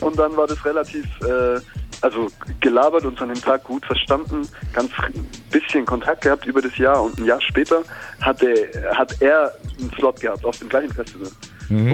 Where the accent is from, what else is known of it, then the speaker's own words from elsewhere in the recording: near Stuttgart, Baden-Württemberg, Germany; also born or lived in Ulm; in der Nähe von Stuttgart hatte ich meine Kindheit und 2002 bin ich mit meiner Familie nach ähm, nach Ulm gezogen